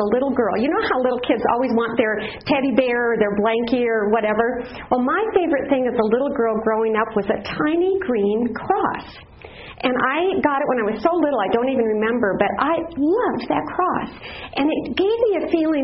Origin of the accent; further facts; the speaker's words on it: Black Hills, South Dakota, United States; moved away; I grew up in the Black Hills in South Dakota, not too far from Mount Rushmore